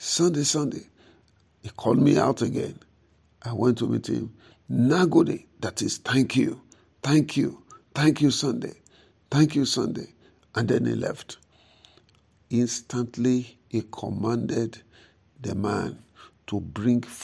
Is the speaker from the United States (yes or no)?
no; the South, southern Nigeria, Nigeria; I am a Christian from the South. I'm a Christian from the South.